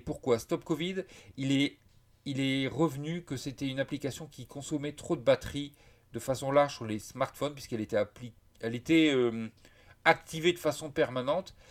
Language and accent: French; France; je suis français